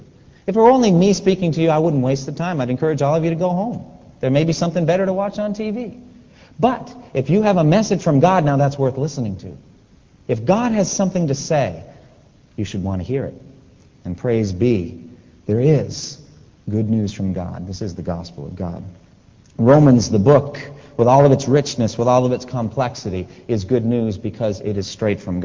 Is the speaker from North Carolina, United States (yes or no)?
yes; North Carolina, United States; We come from North Carolina. It's our home.